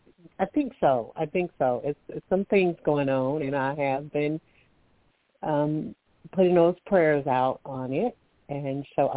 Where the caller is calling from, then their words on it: Alabama, United States; calling from Alabama.